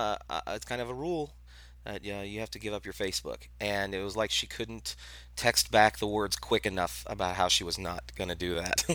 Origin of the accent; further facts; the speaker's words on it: Boston, Massachusetts, United States; he doesn't count me because I'm a douchebag from Boston and I have tattoos.